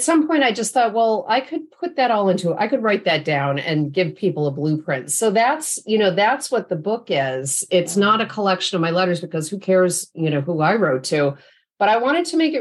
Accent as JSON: {"language": "English", "region": "upstate New York", "country": "United States", "tie": "born or raised there", "moved": "yes", "lives_now": "Bay Area, United States", "said": "I live in the Bay Area now, but my folks were still in upstate New York where I grew up"}